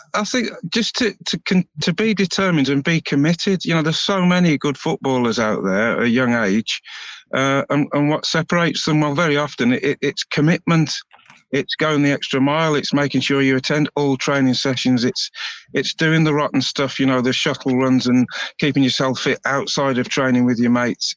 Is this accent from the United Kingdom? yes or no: yes; Birmingham, West Midlands, United Kingdom; moved away as an adult; now in Montrose, United Kingdom; I'm, from uh, Birmingham